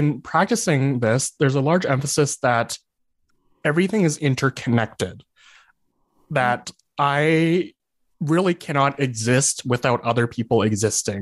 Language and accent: English; Calgary, Alberta, Canada; also born or lived in Lethbridge; I was born and raised in Calgary, but then I moved to Lethbridge to go to the university there.